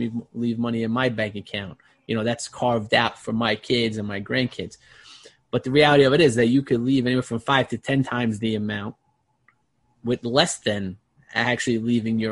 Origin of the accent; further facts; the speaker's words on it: New York City, New York, United States; growing up in Brooklyn in a blue collar family